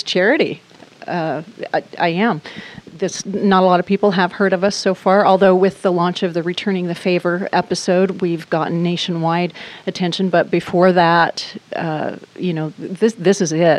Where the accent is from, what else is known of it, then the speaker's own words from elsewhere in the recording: Burley, Idaho, United States; moved away; also born or lived in Boise, Idaho; I am originally from Southern Idaho, Burley, Idaho, about 35 miles east of Twin Falls